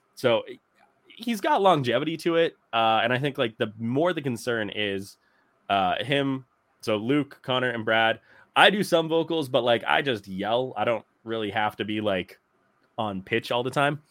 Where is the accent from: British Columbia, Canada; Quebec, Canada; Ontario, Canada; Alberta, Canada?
Alberta, Canada; St. Albert; Saint Albert minor hockey Jerome McGinley jersey because he grew up in my hometown.